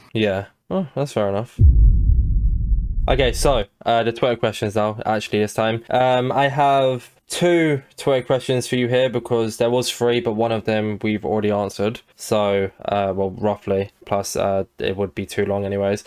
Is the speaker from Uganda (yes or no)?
no; England, United Kingdom; I'm English